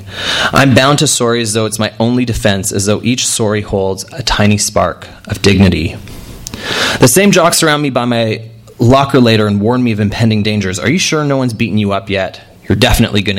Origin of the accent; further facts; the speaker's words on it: Edmonton, Alberta, Canada; my experience growing up in Edmonton, Alberta.